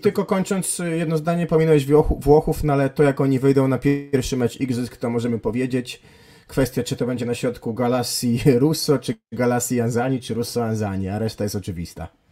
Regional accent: Gdańsk, Pomeranian Voivodeship, Poland; w moich rodzinnych stronach

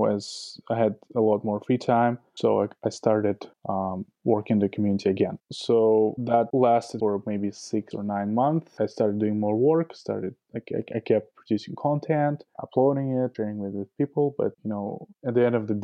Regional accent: Saint Petersburg, Russia; moved away; also born or lived in Toronto, Canada / Moscow, Russia; I'm originally from St. Petersburg, Russia. Family moved to Toronto, Canada, where I lived for about 7 years.

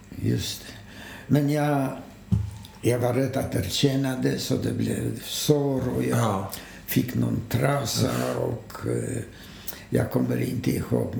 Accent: Poland; moved away as an adult; now in Sweden; eftersom jag kom från Polen

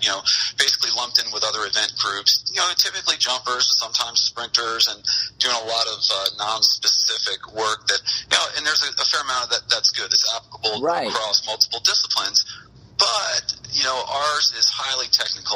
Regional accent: Catskill Mountains, upstate New York, United States; moved away as an adult; now in New Braunfels, United States; I was raised in the Catskill Mountain areas

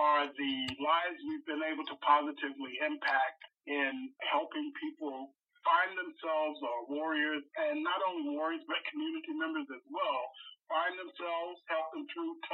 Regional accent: North Carolina, United States; moved away; I'm originally from North Carolina, and I came up here in the big oil boom

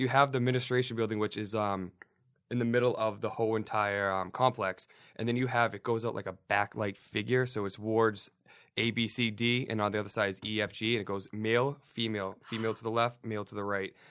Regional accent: Somerville, Massachusetts, United States; I grew up in Somerville

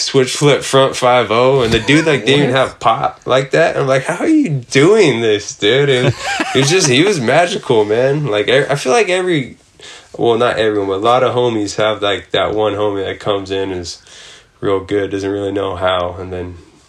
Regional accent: San Jose, California, United States; I was born in San Jose, but like that's where I skated and started skating.

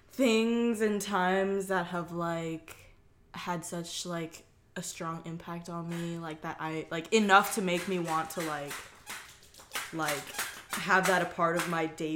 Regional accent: Torrance, California, United States; Literally, I was born in Torrance, California.

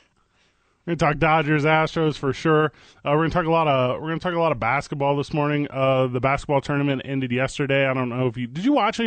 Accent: St. Louis, Missouri, United States; now in Albuquerque, United States; I'm from St. Louis, Missouri.

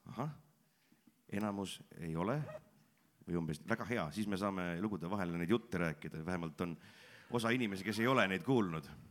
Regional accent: Pärnu-Jaagupi, Pärnu County, Estonia; ma ise olen pärit siitsamast lähedalt Pärnu Jaagupist, sündinud, kasvanud ja koolis käinud

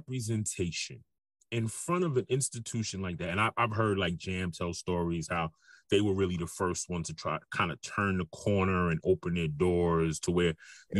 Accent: New York City, New York, United States; I'm from New York City.

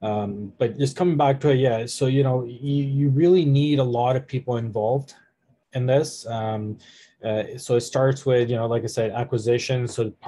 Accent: Canada; now in Detroit, United States; Like you said, even though I am in Detroit, I'm still Canadian. I'm still paying taxes there.

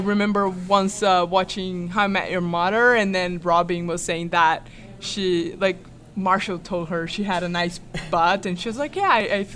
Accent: Brazil; now in United States; I'm also from Brazil.

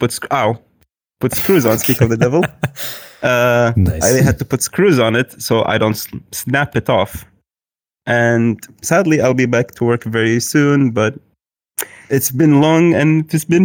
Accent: Kuwait; I am from Kuwait.

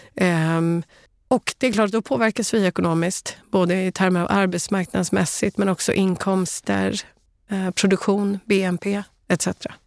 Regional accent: Sweden; Som svensk

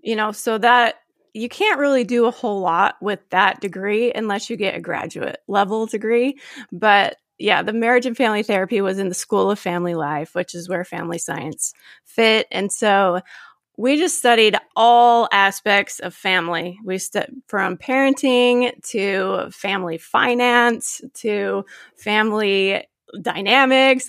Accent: Gilbert, Arizona, United States; now in Phoenix area, United States; I grew up in Gilbert, Arizona

